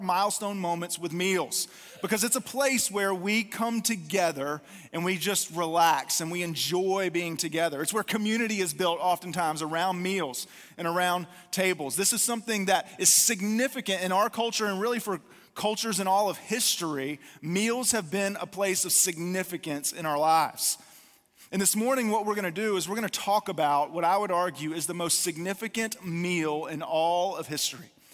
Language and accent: English; North Carolina, United States; I'm from North Carolina